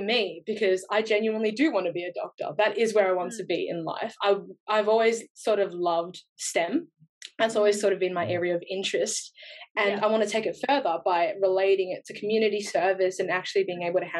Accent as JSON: {"language": "English", "country": "Australia", "tie": "born or raised there", "accent": "Australian", "first_language": "English", "said": "But I grew up here, so my English is like fluent and somewhat of an accent, like Australian accent"}